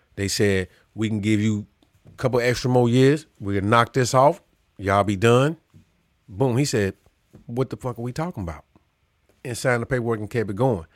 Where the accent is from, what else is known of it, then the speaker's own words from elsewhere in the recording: Chicago, Illinois, United States; I'm from Chicago.